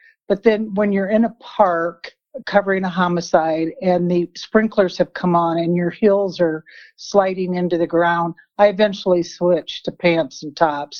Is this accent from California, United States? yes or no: no; South Dakota, United States; moved away; also born or lived in New Mexico; I'm originally from South Dakota.